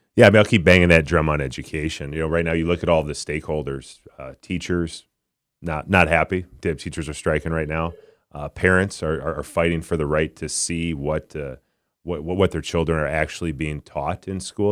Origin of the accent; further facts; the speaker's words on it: Minnesota, United States; born and raised in Minnesota